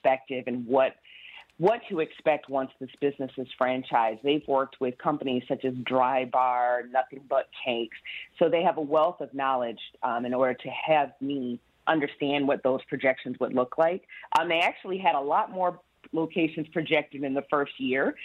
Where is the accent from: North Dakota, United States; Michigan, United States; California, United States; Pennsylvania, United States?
Michigan, United States; Kalamazoo; moved away as an adult; also born or lived in New York City; now in Detroit, United States; I'm originally from Kalamazoo, Michigan